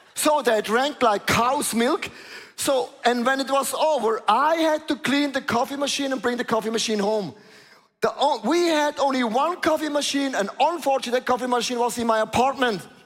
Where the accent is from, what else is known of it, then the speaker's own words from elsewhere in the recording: Switzerland; I'm from Switzerland